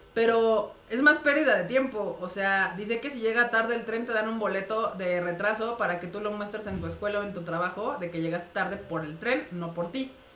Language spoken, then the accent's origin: Spanish; Mexico; also born or lived in Japan; aquí en México